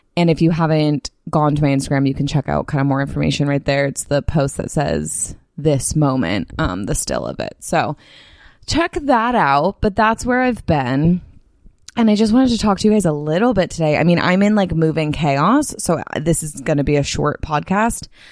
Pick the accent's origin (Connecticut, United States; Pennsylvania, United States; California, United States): California, United States; Bay Area; moved away as an adult; also born or lived in Salt Lake City; now in San Diego, United States; the Bay Area, which is my, my hometown